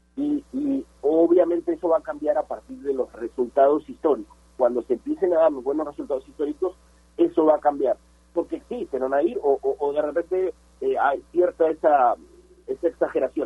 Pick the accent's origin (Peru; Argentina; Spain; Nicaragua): Peru; como hinchas peruanos del fútbol